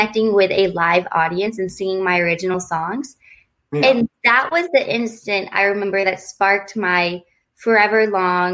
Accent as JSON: {"language": "English", "town": "Lexington", "region": "Kentucky", "country": "United States", "tie": "born or raised there", "also_born_or_lived": "Bloomfield Hills, Michigan", "said": "I was born and raised in Kentucky"}